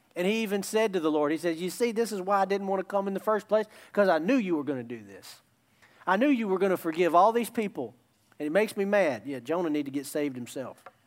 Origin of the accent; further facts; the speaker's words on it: United States; love my country. Love my country. Proud to be an American